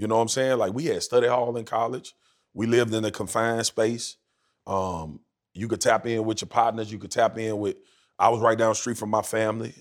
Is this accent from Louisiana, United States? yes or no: yes; Baton Rouge, Louisiana, United States; growing up where I grew up in Louisiana